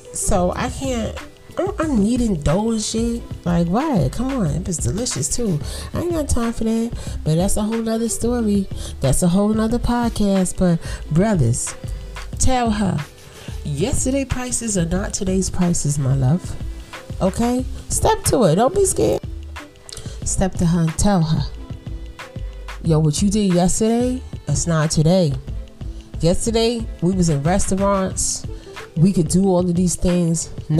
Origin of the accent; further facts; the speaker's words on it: Brooklyn, New York, United States; Y'all know I'm from Brooklyn. I'm a Brooklyn girl. Yeah. Brookline houses, Louis Pink houses, and then I moved to the Poconos, basically.